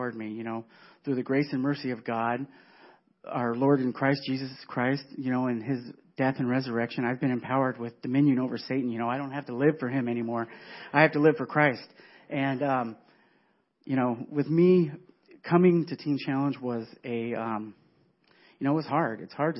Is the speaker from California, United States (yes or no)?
yes; California, United States; moved away as an adult; now in Wisconsin, United States; I was born and raised in California.